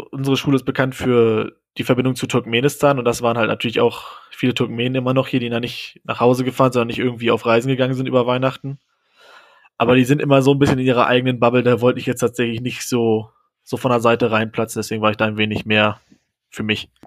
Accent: Germany; Und ich war halt noch als, als Deutscher in, im Dorm.

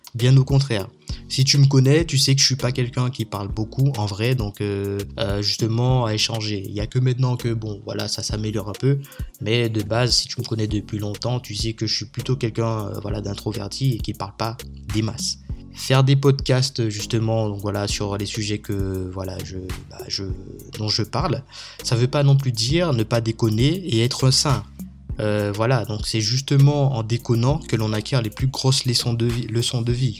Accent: Martinique; now in Réunion; je suis originaire de la Martinique

